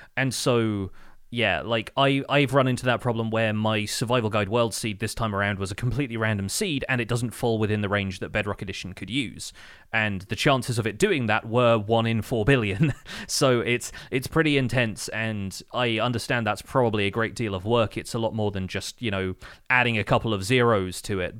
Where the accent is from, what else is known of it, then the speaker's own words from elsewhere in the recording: United Kingdom; as a British person